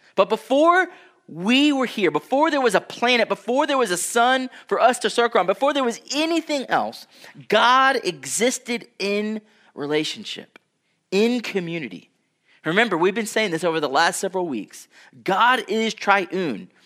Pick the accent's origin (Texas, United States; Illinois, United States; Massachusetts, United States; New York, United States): Texas, United States; Houston; I grew up in Houston, Texas